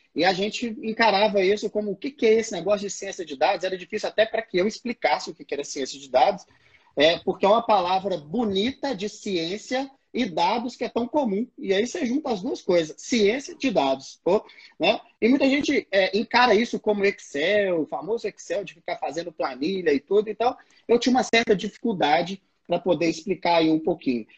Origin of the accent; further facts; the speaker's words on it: Belo Horizonte, Minas Gerais, Brazil; eu sou aqui de Belo Horizonte, já rodei esse mundão aí já, no Brasil inteiro também.